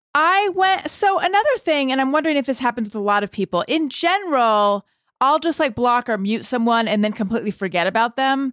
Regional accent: Orange County, California, United States; I grew up in Orange County, California

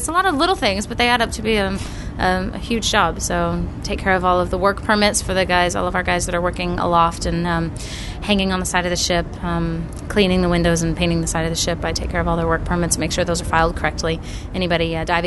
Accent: Texas, United States; moved away as an adult; I was from Texas originally

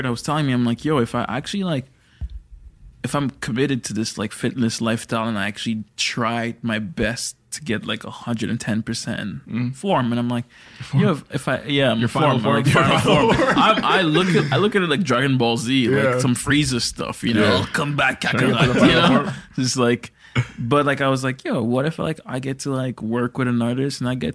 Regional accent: Toronto, Ontario, Canada; growing up around Toronto people and this Toronto community

